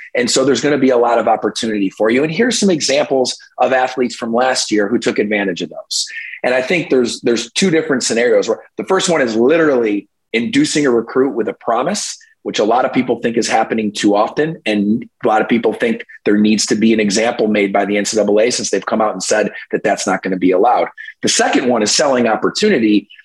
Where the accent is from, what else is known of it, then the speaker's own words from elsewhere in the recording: New York, United States; my home state of New York